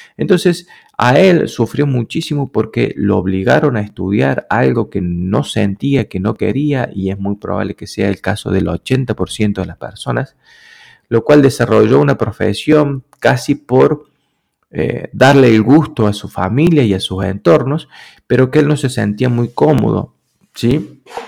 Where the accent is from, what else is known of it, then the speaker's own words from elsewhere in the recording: Argentina; yo soy argentino